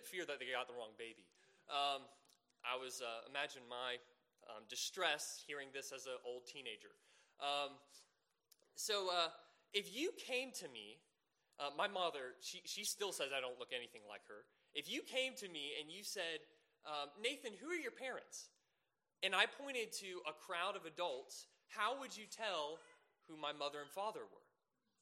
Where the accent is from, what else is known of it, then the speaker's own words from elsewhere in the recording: Savannah, Georgia, United States; moved away; I'm originally from Savannah, Georgia